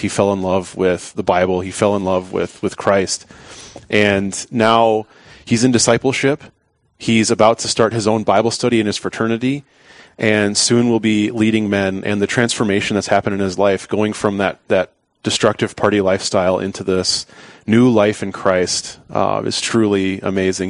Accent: Pierre, South Dakota, United States; I'm from Pierre, South Dakota. I grew up there uh, most of my life

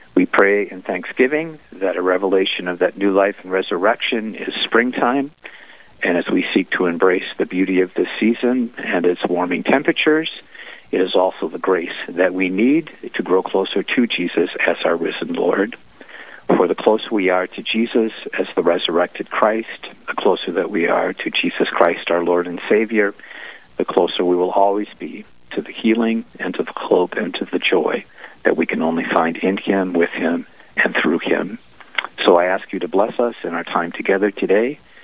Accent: Green Bay, Wisconsin, United States; now in Duluth, United States; being from uh, Green Bay and having grown up in that area

